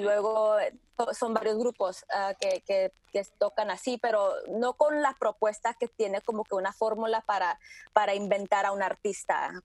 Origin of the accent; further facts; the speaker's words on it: Tijuana, Baja California, Mexico; moved away as an adult; also born or lived in San Diego, California, United States; now in New York, United States; Yo nací en San Diego, me crié mis primeros años en Tijuana y yo escuché mucha música pues de la frontera